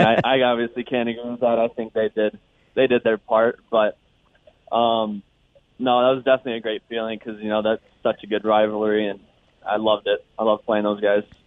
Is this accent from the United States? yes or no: yes; United States; moved away; being an American born